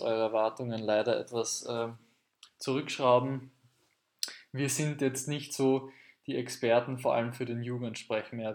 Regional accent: Austria; in Österreich, dieses Wort gibt es in Deutschland gar nicht, soweit wir wissen, das versteht niemand, ist, dass wir sagen heuer

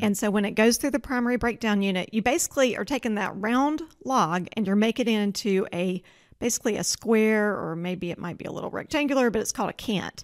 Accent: Georgia, United States; moved away as an adult; also born or lived in Oregon; now in Spokane, United States; I grew up in Georgia

